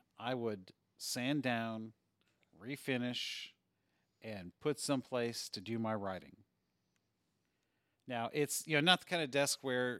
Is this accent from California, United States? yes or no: no; Michigan, United States; also born or lived in Eastern Kentucky; now in Kentucky, United States; I grew up in Michigan, so that's my speaking style, although I speak much more slowly than I did at one time. I still have not picked up y'all and never will.